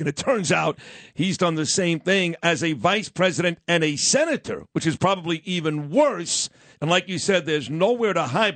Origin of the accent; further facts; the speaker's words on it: New York City, New York, United States; I say garage. I'm from Brooklyn.